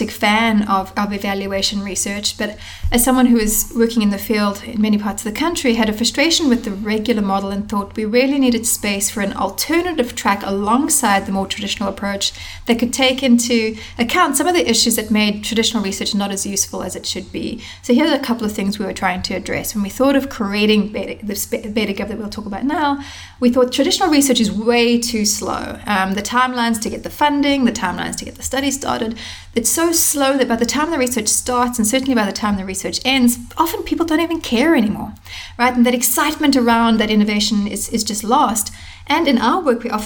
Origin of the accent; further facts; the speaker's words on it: South Africa; now in United States; I am originally from South Africa